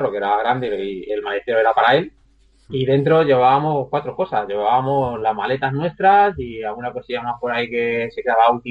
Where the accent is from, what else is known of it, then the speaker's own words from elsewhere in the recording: Madrid, Community of Madrid, Spain; nosotros somos de Madrid